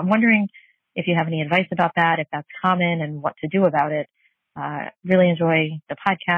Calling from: Virginia, United States; I'm calling from Virginia.

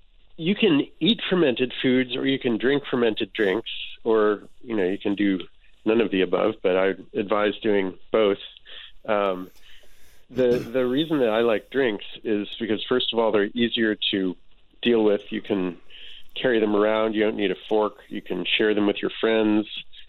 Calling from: Cambridge, Massachusetts, United States; I'm in Cambridge, Mass. right now.

